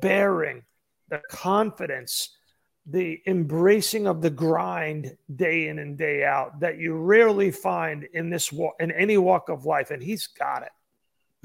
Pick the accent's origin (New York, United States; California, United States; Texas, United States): New York, United States; I grew up in New York